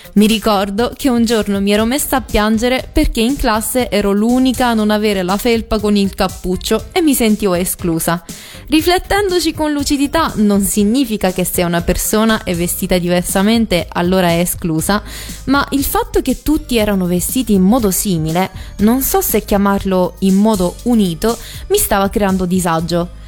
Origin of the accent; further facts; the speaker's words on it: Rome, Lazio, Italy; first language Italian; Io sono nata in Italia, di preciso a Roma, e fino a 5 anni, escludendo qualche parola in giapponese, parlavo solo in italiano.